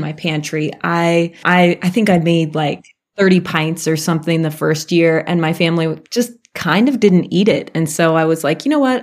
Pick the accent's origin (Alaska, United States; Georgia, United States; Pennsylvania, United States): Alaska, United States; I grew up in Alaska and my parents had raspberries all over the place